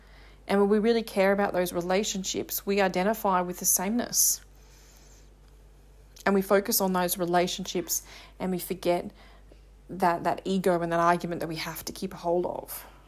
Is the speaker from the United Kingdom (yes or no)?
yes; England, United Kingdom; I love being English. I'm proud to be British.